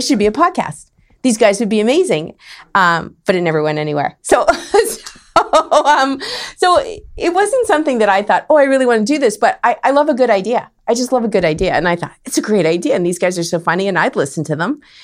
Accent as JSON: {"language": "English", "town": "Winnipeg", "region": "Manitoba", "country": "Canada", "tie": "born or raised there", "also_born_or_lived": "Saskatchewan / Calgary, Alberta", "moved": "as an adult", "lives_now": "San Diego, United States", "said": "I grew up in Winnipeg, the north end of Winnipeg."}